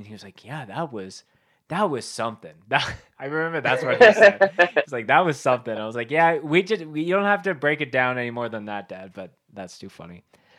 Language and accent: English; Winnipeg, Manitoba, Canada; now in Calgary, Canada; I grew up in Winnipeg. I live in Calgary now, but my folks moved out to Mississauga, like very close to Kitchener.